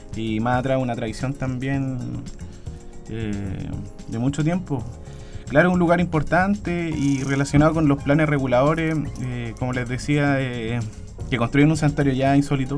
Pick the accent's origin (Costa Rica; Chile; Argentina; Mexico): Chile; Hualpén, Biobío; somos toda gente de Hualpén, vecinos, vecinas